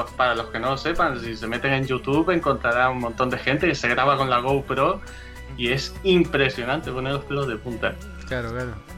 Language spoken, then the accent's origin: Spanish; Canary Islands, Spain; nosotros somos canarios